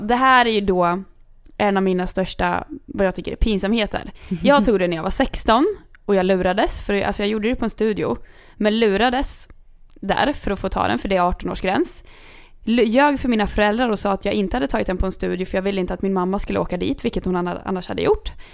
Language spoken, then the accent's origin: Swedish; Kungsör, Västmanland, Sweden; jag kommer från Kungsör